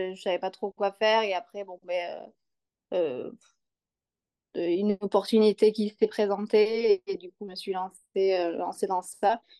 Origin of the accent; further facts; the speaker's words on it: Bordeaux, Nouvelle-Aquitaine, France; moved away as an adult; now in Annecy, France; j'habite à Annecy et je suis originaire de Bordeaux. On est à Annecy avec mon conjoint depuis 4 ans.